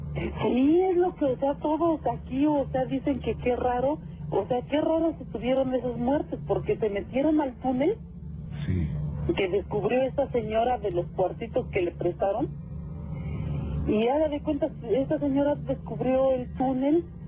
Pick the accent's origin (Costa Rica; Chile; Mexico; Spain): Mexico; El Oro, State of Mexico; now in Huixquilucan, Mexico; yo soy de del Oro, del Estado de México